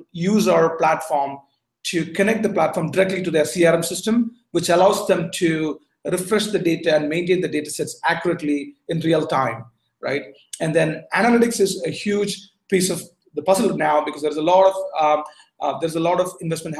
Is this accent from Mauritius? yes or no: no; Bangalore, Karnataka, India; moved away as an adult; also born or lived in Berkeley, California / Bay Area, California; now in Singapore; I was born in India, went to high school in Bangalore, did my college in Berkeley.